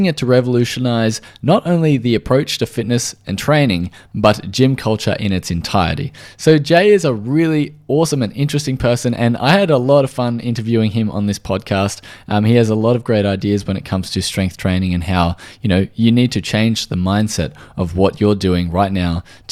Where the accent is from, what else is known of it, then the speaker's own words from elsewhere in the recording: Australia; I am from Australia